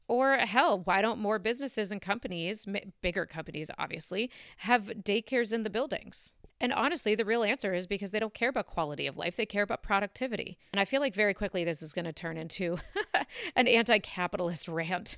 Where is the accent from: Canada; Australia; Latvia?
Canada; now in United States; I'm Canadian and my mom was a doctor in Canada